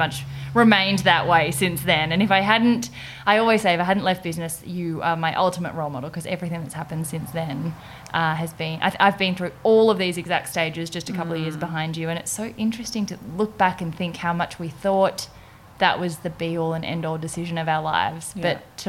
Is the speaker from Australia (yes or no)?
yes; Perth, Western Australia, Australia; I'm from Perth.